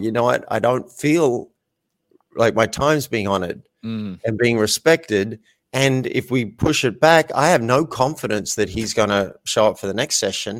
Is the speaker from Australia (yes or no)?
yes; Australia; I'm an Australian man, grew up in Australia